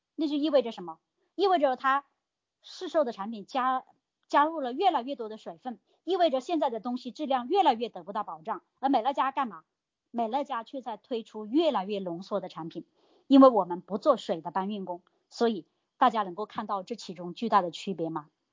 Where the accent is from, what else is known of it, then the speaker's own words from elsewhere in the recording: China; 我们大陆这边